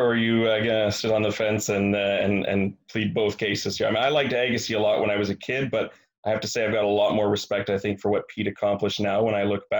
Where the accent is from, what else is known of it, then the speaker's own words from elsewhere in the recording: Canada; here in Canada